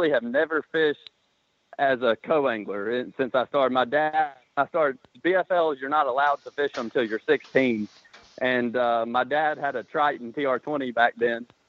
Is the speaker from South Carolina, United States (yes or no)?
yes; Greenwood, South Carolina, United States; I'm from Greenwood, South Carolina, and I grew up fishing local tournaments around here with my dad